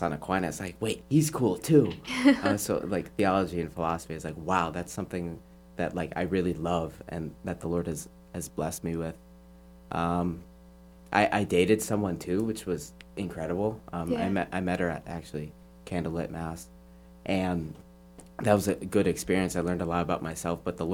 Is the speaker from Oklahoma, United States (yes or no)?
no; Cleveland, Ohio, United States; I am from Cleveland, Ohio, and I currently go to Borromeo Seminary / John Carroll University.